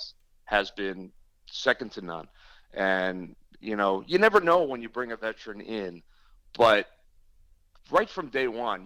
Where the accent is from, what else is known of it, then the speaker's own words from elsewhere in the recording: New Jersey, United States; I grew up a kid in South Jersey